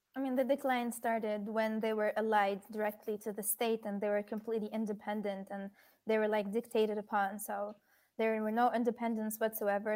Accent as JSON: {"language": "English", "country": "Tunisia", "said": "I'm from Tunisia"}